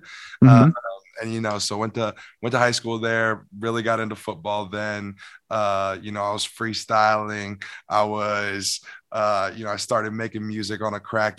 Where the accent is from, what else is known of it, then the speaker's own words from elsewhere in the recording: St. Louis, Missouri, United States; moved away as an adult; now in Los Angeles, United States; Born and raised in St. Louis. I moved out to LA in 2018.